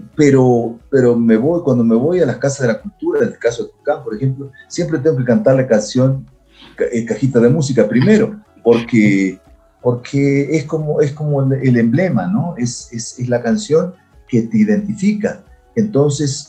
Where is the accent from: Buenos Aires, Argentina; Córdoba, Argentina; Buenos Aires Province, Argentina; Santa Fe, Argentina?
Santa Fe, Argentina; moved away as an adult; now in Ecuador; mi historia comienza en Santa Fe